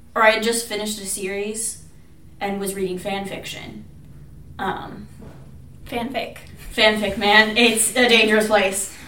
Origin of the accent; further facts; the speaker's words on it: Kansas, United States; I'm from Kansas